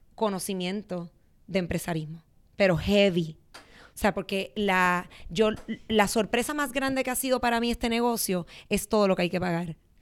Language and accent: Spanish; Puerto Rico; soy de Puerto Rico